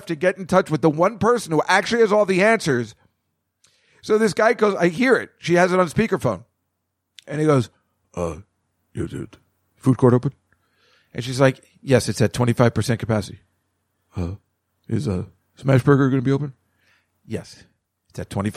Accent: Edison, New Jersey, United States; the mall where I grew up in Edison, New Jersey

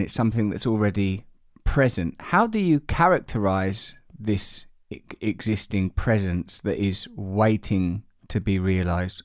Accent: Essex, East of England, United Kingdom; I'm from Essex, I support West Ham

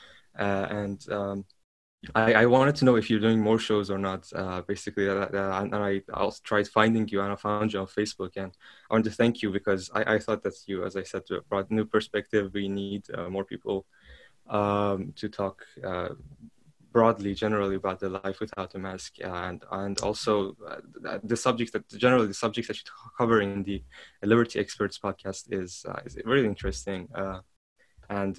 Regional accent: Iran; moved away as an adult; now in Europe; I was born and raised in Iran, and I recently moved out of the country.

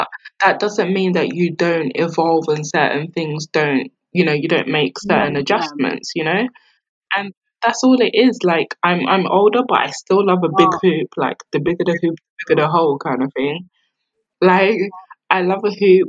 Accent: London, United Kingdom; growing up in South London, being around grime.

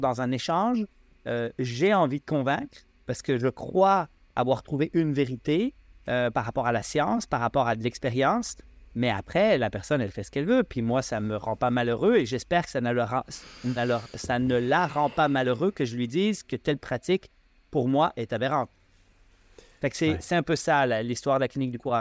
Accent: Switzerland; now in Quebec, Canada; je suis suisse, là, quand même, d'origine

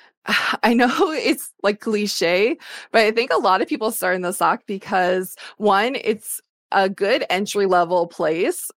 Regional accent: Ohio, United States; moved away; I joined the military because I grew up in Ohio and I was poor

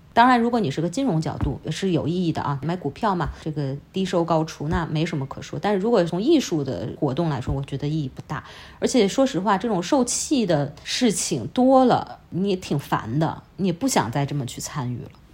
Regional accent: China; moved away as an adult; now in London, United Kingdom; 我们中国人只能接触到，呃，西方给予我们的信息

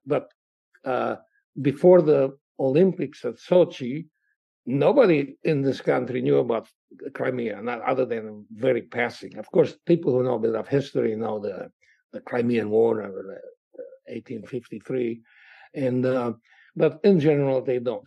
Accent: Cluj-Napoca, Cluj County, Romania; my hometown of Cluj uh, in Transylvania

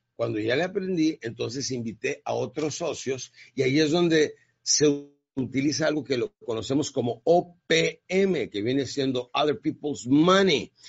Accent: Ciudad Juárez, Chihuahua, Mexico; Yo crecí en Ciudad Juárez, Chihuahua

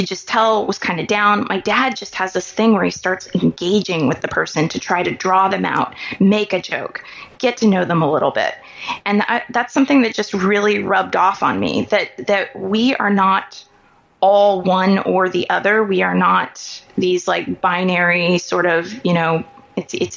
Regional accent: Kansas City, Missouri, United States; I grew up in Kansas City, Missouri, which is different than Kansas City, Kansas.

